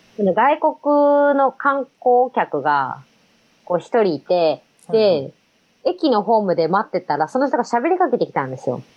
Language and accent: Japanese; Katano, Osaka, Japan; 私は大阪人なんで